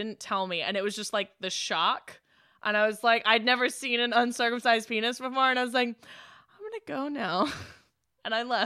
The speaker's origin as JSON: {"language": "English", "region": "Alabama", "country": "United States", "tie": "born or raised there", "said": "we grew up in Alabama, or Paige and I did"}